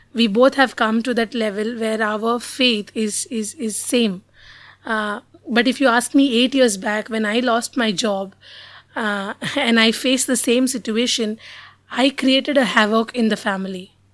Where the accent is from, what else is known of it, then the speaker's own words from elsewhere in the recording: Mumbai, Maharashtra, India; I was born and brought up in Bombay